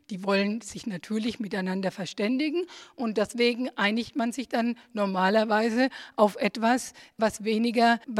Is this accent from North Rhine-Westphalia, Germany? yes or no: yes; Niederkassel, North Rhine-Westphalia, Germany; accent: Bureplatt; Ich spreche das sogenannte Bureplatt. Ich komme aus Niederkassel. Das ist so zwischen Köln und Bonn. Das ist so ein schmutziges Kölsch. Also wir haben da eigene Wörter.